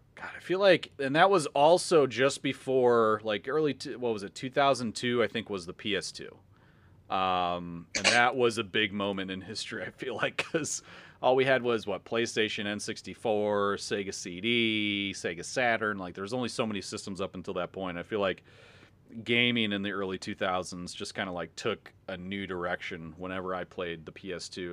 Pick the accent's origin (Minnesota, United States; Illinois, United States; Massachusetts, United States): Illinois, United States; Chicago; we're from the Chicagoland area. We're from the Midwest